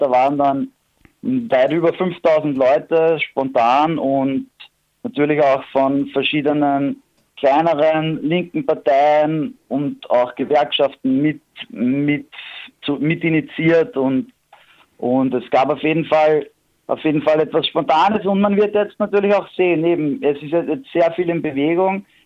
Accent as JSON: {"language": "German", "region": "Vienna", "country": "Austria", "said": "bei uns in Wien"}